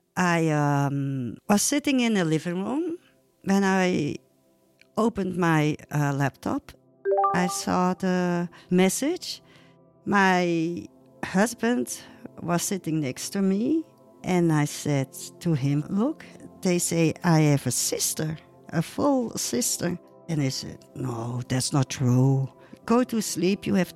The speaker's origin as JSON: {"language": "English", "region": "Flanders", "country": "Belgium", "tie": "born or raised there", "also_born_or_lived": "South Korea", "said": "I grew up in Belgium with my parents who adopted me, and they had 2 boys from their own and 3 Korean adopted children."}